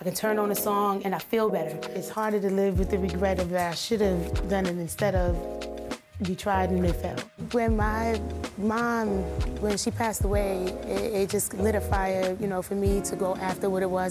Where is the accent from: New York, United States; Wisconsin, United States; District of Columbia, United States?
New York, United States; New York City; moved away; also born or lived in Germany / Syracuse, New York; growing up in Brooklyn and Coney Island really shaped who I was early on